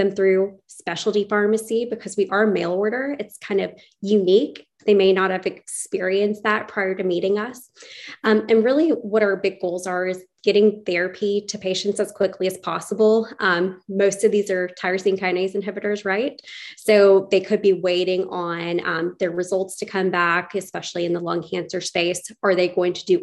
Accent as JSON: {"language": "English", "town": "Chattanooga", "region": "Tennessee", "country": "United States", "tie": "born or raised there", "also_born_or_lived": "Johnson City, Tennessee / Houston, Texas / Little Rock, Arkansas", "said": "I was born and raised in Chattanooga, Tennessee"}